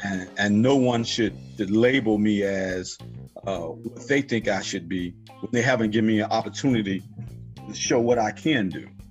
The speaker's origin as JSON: {"language": "English", "town": "Pine Bluff", "region": "Arkansas", "country": "United States", "tie": "born or raised there", "moved": "yes", "lives_now": "Champaign, United States", "said": "born and raised in Pine Bluff, Arkansas"}